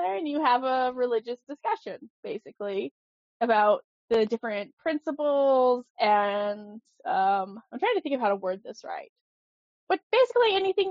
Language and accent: English; Delta, Utah, United States; we grew up in Utah